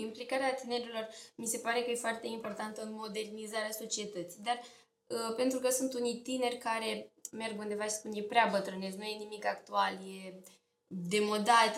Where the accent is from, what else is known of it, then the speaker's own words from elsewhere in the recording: Slobozia, Ialomița County, Romania; orașul Slobozia